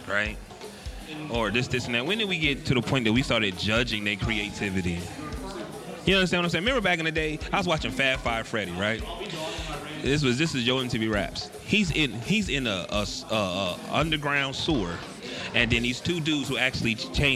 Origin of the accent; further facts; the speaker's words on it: Midwest, United States; I'm from the Midwest.